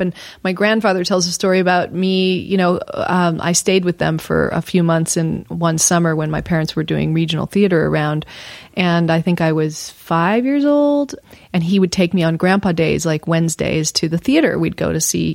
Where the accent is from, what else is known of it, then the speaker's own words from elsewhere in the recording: Houston, Texas, United States; I was born in Texas, Houston, Texas